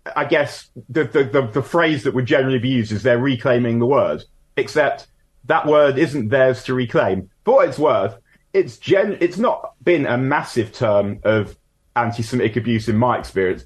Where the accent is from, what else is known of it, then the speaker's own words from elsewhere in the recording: London, United Kingdom; growing up in North London in the 80s and 90s